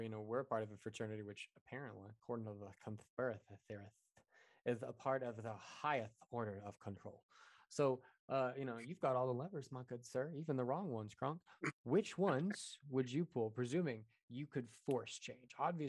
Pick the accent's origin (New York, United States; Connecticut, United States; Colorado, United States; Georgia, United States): Colorado, United States; Amen. I'm from Colorado. That was a right answer.